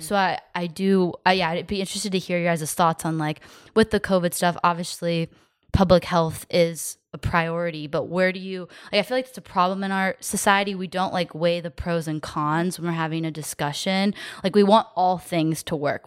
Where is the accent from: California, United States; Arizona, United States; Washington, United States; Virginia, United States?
Arizona, United States; Phoenix; growing up in Phoenix